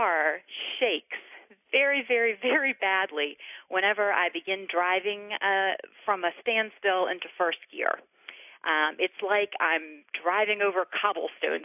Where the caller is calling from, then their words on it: Lynchburg, Virginia, United States; I'm calling from Lynchburg, Virginia